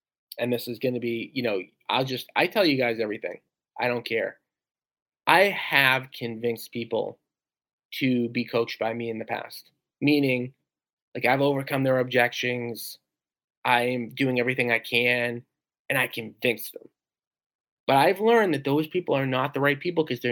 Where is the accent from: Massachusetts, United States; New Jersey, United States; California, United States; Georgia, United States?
Massachusetts, United States; Revere; I grew up in Revere, Mass